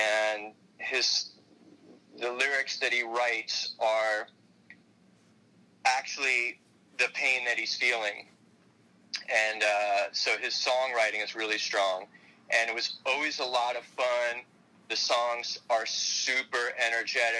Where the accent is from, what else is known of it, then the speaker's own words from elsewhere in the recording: Miami, Florida, United States; I'm a local boy, born and raised in Miami. I was born at Mount Sinai Hospital, Miami Beach